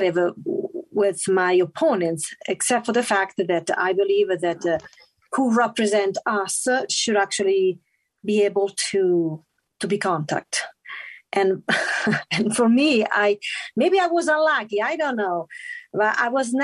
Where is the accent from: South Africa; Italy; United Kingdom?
Italy; English is a second language; moved away as an adult; now in Utah, United States; I was born and raised in Italy